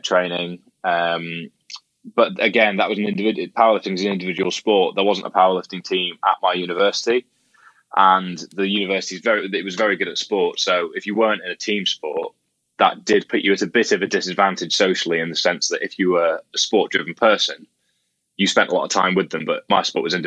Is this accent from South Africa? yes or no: no; Scotland, United Kingdom; I grew up in Scotland.